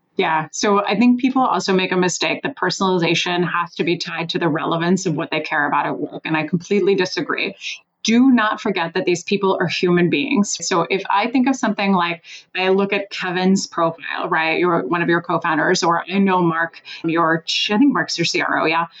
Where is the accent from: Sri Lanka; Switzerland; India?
Switzerland; now in Washington, D.C., United States; I live in Washington, D.C. I'm originally from Switzerland.